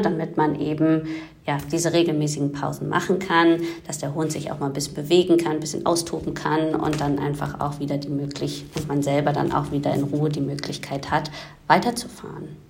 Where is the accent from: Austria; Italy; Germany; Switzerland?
Germany; bei uns in Deutschland